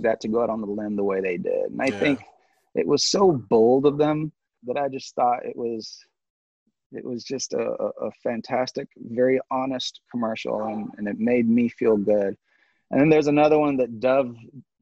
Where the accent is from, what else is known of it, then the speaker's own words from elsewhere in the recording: Sierra Leone; moved away; I was born and raised in Sierra Leone